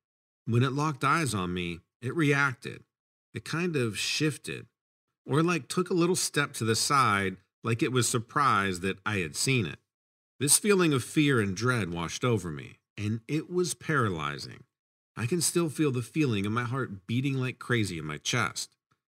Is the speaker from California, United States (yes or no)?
no; Kentucky, United States; I grew up in Kentucky on a horse breeding farm, so my love of horses runs deep.